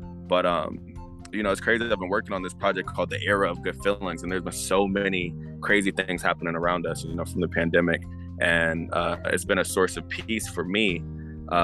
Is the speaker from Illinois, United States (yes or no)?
no; Atlanta, Georgia, United States; also born or lived in New Jersey; I'm from New Jersey, but I've been in Atlanta my whole life